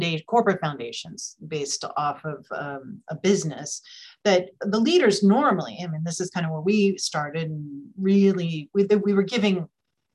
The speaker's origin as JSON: {"language": "English", "town": "San Francisco", "region": "California", "country": "United States", "tie": "born or raised there", "said": "this is my hometown. I'm based here in San Francisco in the Bay Area"}